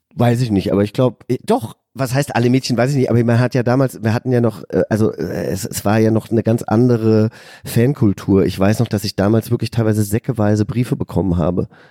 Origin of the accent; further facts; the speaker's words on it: Hesse, Germany; also born or lived in California; ich komme ja aus Hessen, aus einem, aus einem kleinen Dorf